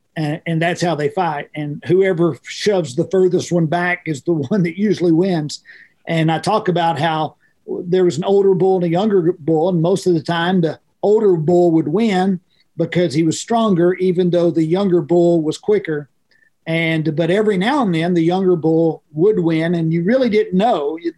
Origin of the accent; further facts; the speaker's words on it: Oklahoma, United States; I grew up in farm and ranch life. That's how I grew up as a kid.